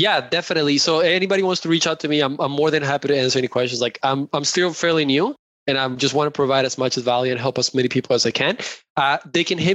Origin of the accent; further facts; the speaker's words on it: Colombia; moved away; I come from Colombia. Like, that's where I was born and raised.